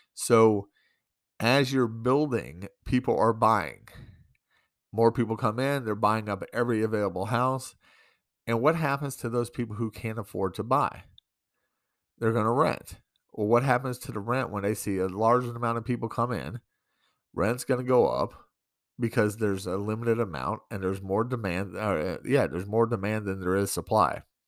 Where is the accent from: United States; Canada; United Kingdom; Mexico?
United States; New York; now in Great Falls, United States; I'm from New York